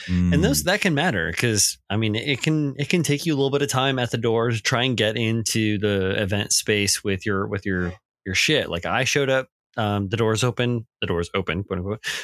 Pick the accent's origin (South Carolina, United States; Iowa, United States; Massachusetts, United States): Iowa, United States; moved away; growing up in Iowa